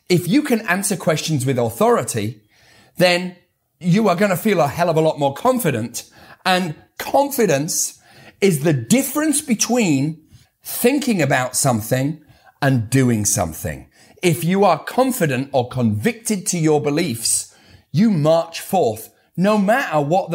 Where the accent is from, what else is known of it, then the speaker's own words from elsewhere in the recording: United Kingdom; I'm too British.